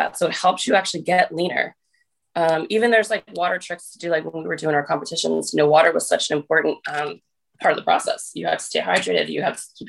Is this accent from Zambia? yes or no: no; New Jersey, United States; I'm from New Jersey